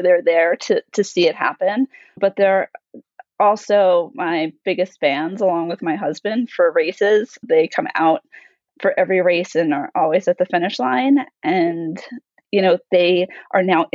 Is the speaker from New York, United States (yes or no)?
yes; New York, United States; moved away; I'm originally from New York